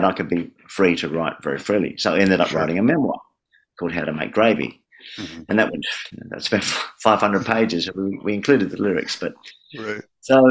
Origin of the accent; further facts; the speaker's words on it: Adelaide, South Australia, Australia; now in Melbourne, Australia; Adelaide, an A song, my hometown